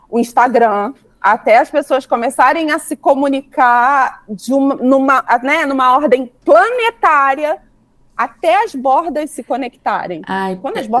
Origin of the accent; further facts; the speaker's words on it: Rio de Janeiro, Brazil; born there; Eu sou nascida no Rio.